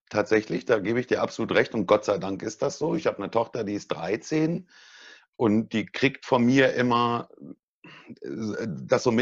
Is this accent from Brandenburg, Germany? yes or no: yes; Brandenburg, Germany; Ich komme aus Brandenburg, Deutschland. Wir sagen Kasper, so ganz komisch.